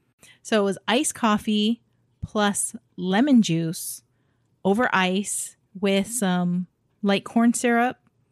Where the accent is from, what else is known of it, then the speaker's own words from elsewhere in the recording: Hawaii, United States; When I was growing up in Hawaii, we had some really small little hole in the wall.